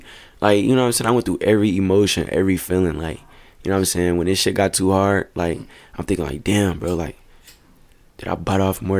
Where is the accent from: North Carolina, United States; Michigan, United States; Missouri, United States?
Michigan, United States; Grand Rapids; born or raised there; also born or lived in Kentwood, Michigan